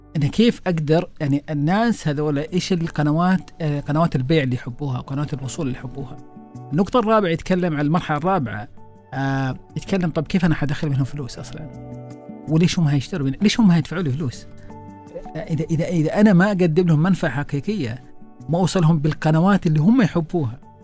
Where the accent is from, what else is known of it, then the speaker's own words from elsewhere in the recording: Saudi Arabia; عندنا في السعوديه